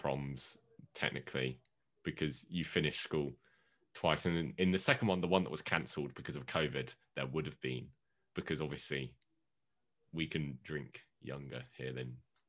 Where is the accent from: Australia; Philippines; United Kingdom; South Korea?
United Kingdom; England; because I'm English